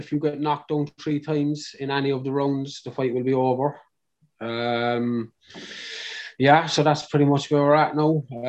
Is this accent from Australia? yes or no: no; Cork, Munster, Ireland; I'm from Cork.